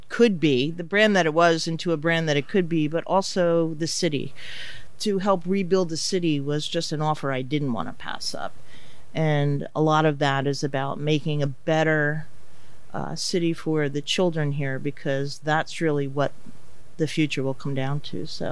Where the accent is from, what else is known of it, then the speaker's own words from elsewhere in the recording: Wall Township, New Jersey, United States; being from the area, I grew up in Wall Township and Wall High